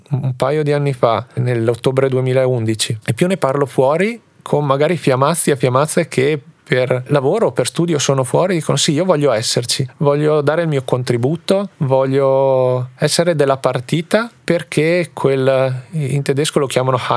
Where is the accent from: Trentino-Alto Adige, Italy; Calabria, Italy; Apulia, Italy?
Trentino-Alto Adige, Italy; E tutte le volte che dico sono della Val di Fiemme, mi dicono wow. E allora lì capisco quanto siamo fortunati e quanto è bello essere orgogliosi di appartenere a una realtà come la nostra